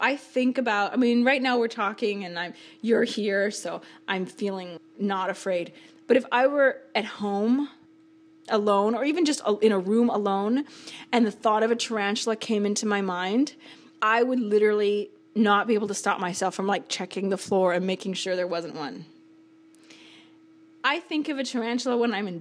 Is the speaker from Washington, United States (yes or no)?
yes; Seattle, Washington, United States; I grew up in Seattle